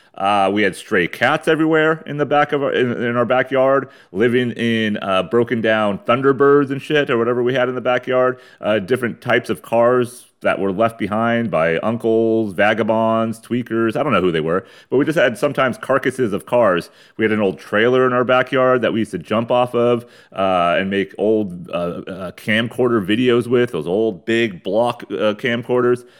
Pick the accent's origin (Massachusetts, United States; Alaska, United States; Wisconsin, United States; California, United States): California, United States; San Diego; I'm from San Diego, East County